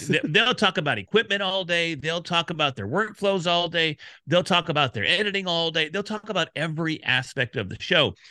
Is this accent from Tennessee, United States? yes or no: no; Dallas, Texas, United States; I'm from Dallas